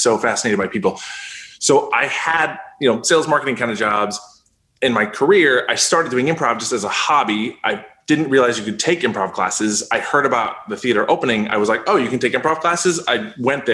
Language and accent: English; Canada; I grew up in Canada